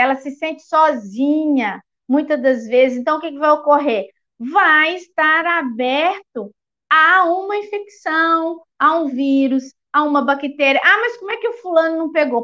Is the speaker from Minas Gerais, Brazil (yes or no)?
yes; Eugenópolis, Minas Gerais, Brazil; eu sou da cidade de Eugenópolis, Minas Gerais